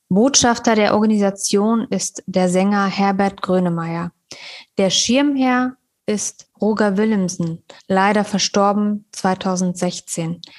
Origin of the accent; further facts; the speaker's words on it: Afghanistan; Das sagen wir so in unserem afghanischen Kulturgebrauch. Wir nennen niemals den Namen ohne die Endung John, weil das gilt bei uns als respektlos.